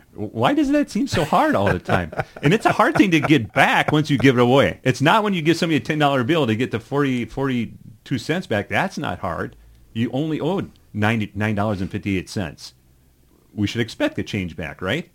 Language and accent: English; Rochester, Minnesota, United States; also born or lived in Lonsdale, Minnesota; I had such a wonderful, um, childhood when I was growing up in Rochester